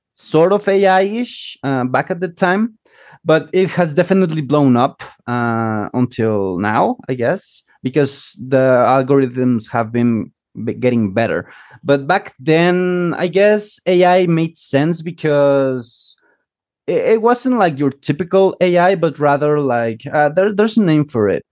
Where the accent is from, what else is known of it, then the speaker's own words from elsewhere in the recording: Chiapas, Mexico; moved away; originally from Mexico, uh, from Chiapas, which is like the southernmost state in Mexico.